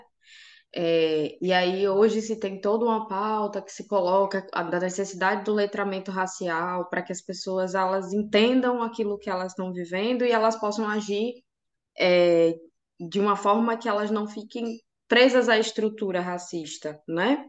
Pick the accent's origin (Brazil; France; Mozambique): Brazil; Aracaju, Sergipe; now in Lisbon, Portugal; eu sou nordestina de Aracaju, lá do menor estado do Brasil, que delícia. Sergipe.